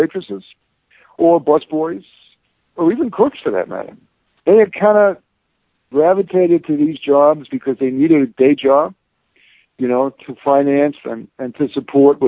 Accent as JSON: {"language": "English", "town": "New York City", "region": "New York", "country": "United States", "tie": "born or raised there", "also_born_or_lived": "Bronx / Brooklyn", "said": "living in New York and growing up in New York, the paranoia, street paranoia"}